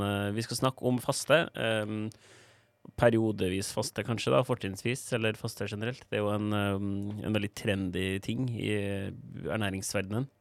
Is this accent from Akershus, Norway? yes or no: no; Trondheim, Trøndelag, Norway; moved away; Var hjemme i Trondheim på juleferie